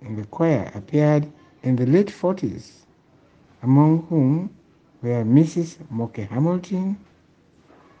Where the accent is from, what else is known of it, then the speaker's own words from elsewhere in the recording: Sierra Leone; moved away as an adult; also born or lived in Bonthe Island, Sierra Leone / Canada; My earliest memory of Zion includes scrubbing the church floor for the Harvest Sunday service, the Sunday school at the schoolroom